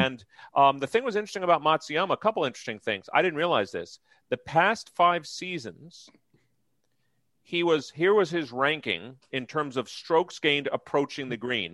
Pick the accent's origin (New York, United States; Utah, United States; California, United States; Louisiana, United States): New York, United States; now in Philadelphia, United States; I grew up in New York